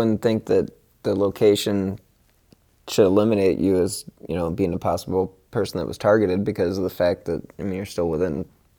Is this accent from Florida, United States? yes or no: no; Rocky River, Ohio, United States; growing up in Rocky River